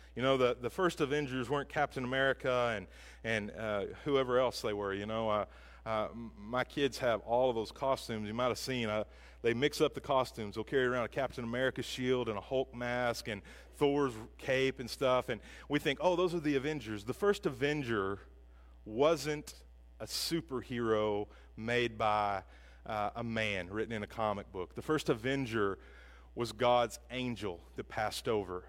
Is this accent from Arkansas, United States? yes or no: yes; Hackett, Arkansas, United States; I grew up in Hackett, Arkansas